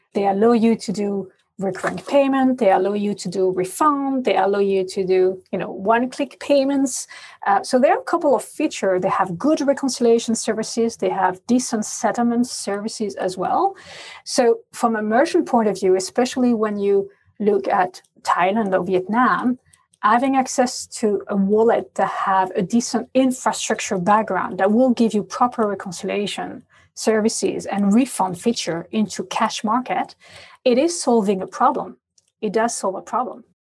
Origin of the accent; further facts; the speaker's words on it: France; accent: French; English is a second language; moved away; also born or lived in Asia; In Asia, I must say I'm always the only French lady around